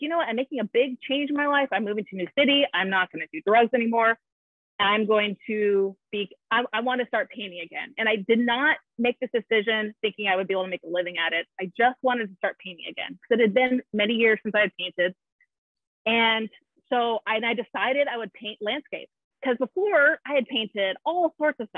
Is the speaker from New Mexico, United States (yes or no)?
no; Southern California, United States; moved away; I grew up in Southern California